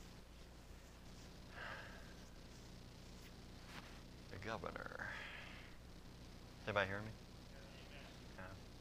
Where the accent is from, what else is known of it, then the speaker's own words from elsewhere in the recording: Kentucky, United States; I grew up in Kentucky